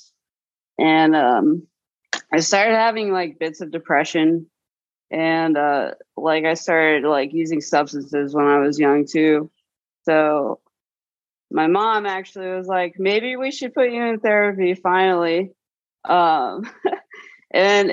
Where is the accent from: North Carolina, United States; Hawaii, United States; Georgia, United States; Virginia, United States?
Virginia, United States; Norfolk; also born or lived in Portland area; now in Portland, United States; I was in Norfolk, Virginia